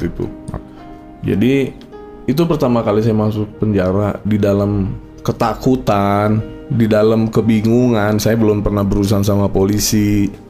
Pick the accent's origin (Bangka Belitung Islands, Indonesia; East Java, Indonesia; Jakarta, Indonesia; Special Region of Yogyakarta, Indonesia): Jakarta, Indonesia; Saya lahir besar di Jakarta